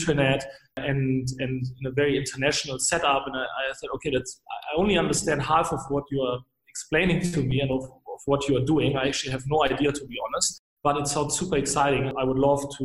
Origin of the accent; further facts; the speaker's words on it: Germany; moved away as an adult; also born or lived in Switzerland / France; I'm originally from Germany. I lived in many different places, mostly across Europe, actually also in Switzerland, but also for a longer time in France.